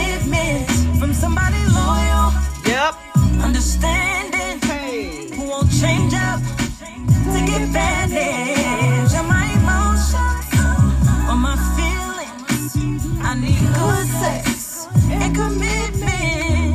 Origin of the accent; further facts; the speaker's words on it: San Bernardino, California, United States; now in Fort Worth, United States; coming at you from Fort Worth, Texas, born and raised in San Bernardino, California.